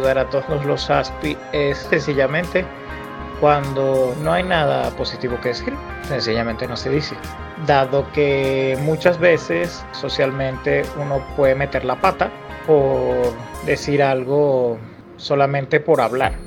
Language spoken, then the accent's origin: Spanish; Caracas, Capital District, Venezuela; nací en Caracas